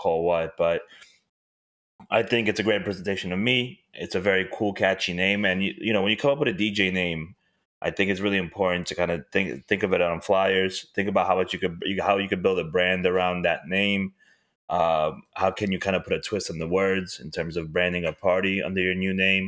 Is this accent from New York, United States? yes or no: yes; New York City, New York, United States; I'm from this city